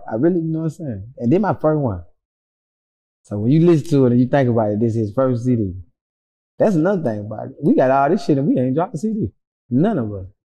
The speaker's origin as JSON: {"language": "English", "region": "Georgia", "country": "United States", "said": "I'm the only one that was that I'm from Georgia."}